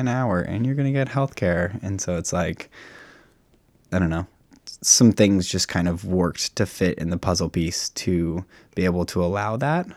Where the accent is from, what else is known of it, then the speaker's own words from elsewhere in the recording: Sammamish, Washington, United States; born and raised on the plateau